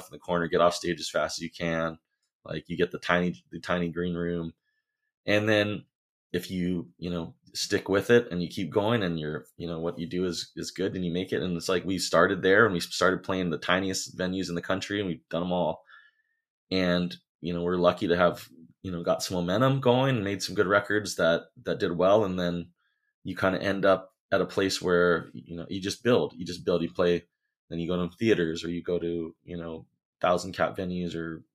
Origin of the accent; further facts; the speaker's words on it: Hawaii, United States; We're from Hawaii